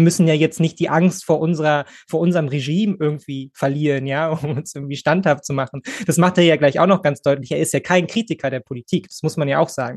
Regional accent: Berlin, Germany; als Berliner

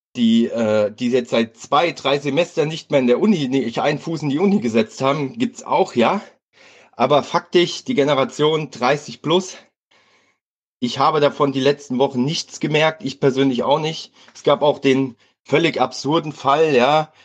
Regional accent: Hesse, Germany; ich komme aus Hessen

